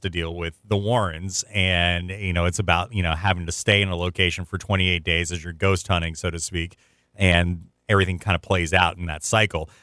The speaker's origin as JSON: {"language": "English", "town": "Charleston", "region": "South Carolina", "country": "United States", "tie": "born or raised there", "said": "there's my hometown"}